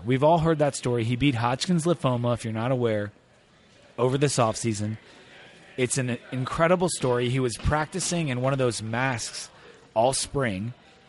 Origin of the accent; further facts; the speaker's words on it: Delaware, United States; He's actually from my hometown in Delaware.